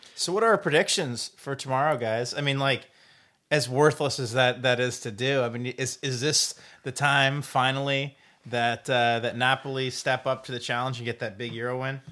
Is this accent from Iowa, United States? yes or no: yes; Decorah, Iowa, United States; moved away; my hometown of Dagor, Iowa